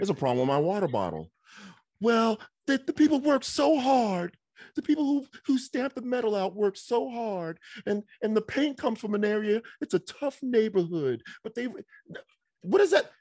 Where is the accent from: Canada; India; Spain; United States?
United States; New York; moved away; folks I grew up with in New York.